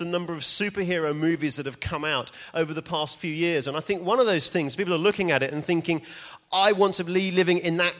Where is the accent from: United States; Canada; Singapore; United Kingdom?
United Kingdom; New Malden, London; moved away as an adult; now in Edinburgh, United Kingdom; I'm actually from around here. I'm from New Malden, just on the A3